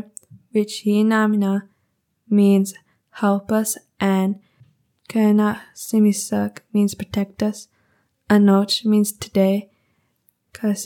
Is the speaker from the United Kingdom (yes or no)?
no; Kahkewistahaw First Nation, Saskatchewan, Canada; I'm from Kansas First Nation